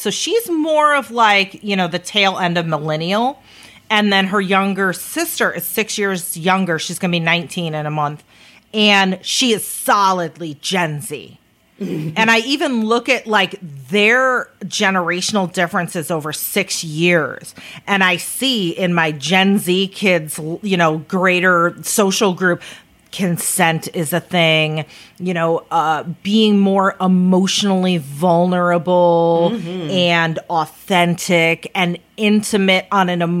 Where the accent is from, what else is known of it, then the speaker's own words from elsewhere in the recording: United States; us as a American society